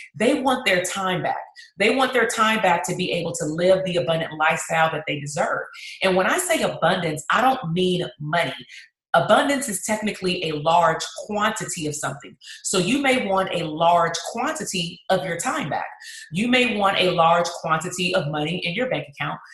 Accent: Compton, California, United States; my hometown that's compton

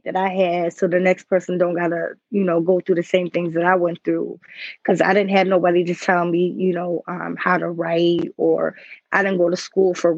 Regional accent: Lockport, New York, United States; It's a little town called Lockport.

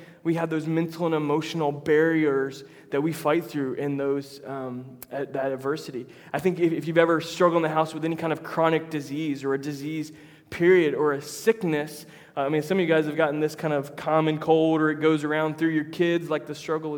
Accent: Tampa, Florida, United States; now in Jacksonville, United States; I'm from Tampa originally.

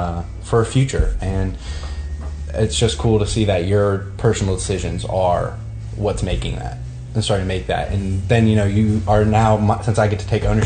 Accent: United States; being an American

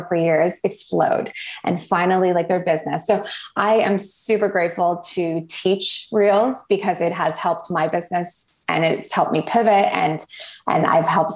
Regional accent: Toronto, Ontario, Canada; also born or lived in Cayman Islands / Barbados; I'm actually from Toronto, Canada.

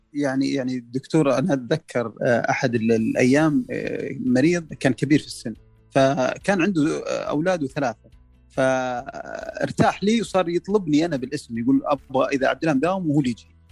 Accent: Saudi Arabia; احنا كسعوديين

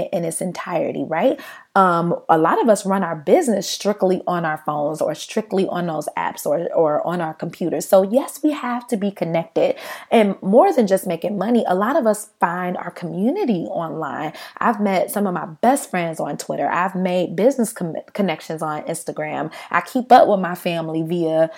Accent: United States; we as an American people

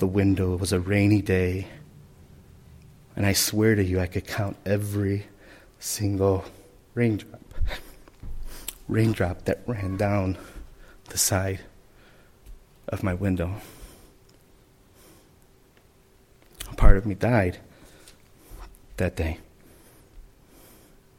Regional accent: Chicago, Illinois, United States; as a small Puerto Rican family growing up in the Humboldt Park area, we moved around a lot

